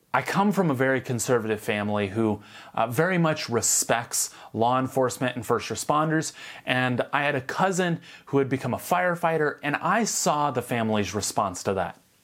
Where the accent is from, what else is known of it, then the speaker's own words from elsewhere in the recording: United States; If I'm not American, what am I?